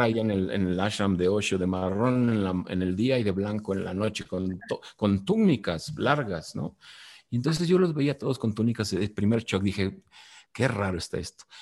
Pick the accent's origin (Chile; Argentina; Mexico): Mexico; also born or lived in Mexico City; now in Valle de Bravo, Mexico; yo no hice nada para ser mexicano, soy mexicano por una cuestión aleatoria geográfica